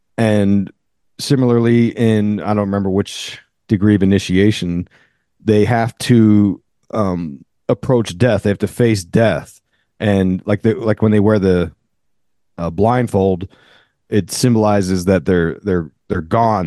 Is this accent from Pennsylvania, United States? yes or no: yes; near Philadelphia, Pennsylvania, United States; I grew up near Philly